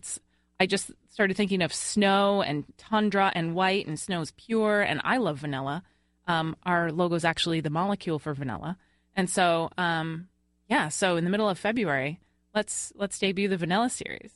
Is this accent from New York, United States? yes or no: yes; Long Island, New York, United States; moved away; I'm originally from Long Island